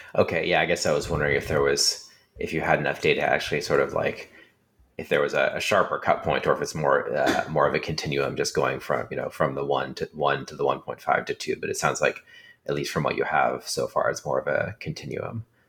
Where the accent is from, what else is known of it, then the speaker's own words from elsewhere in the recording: California, United States; I grew up in California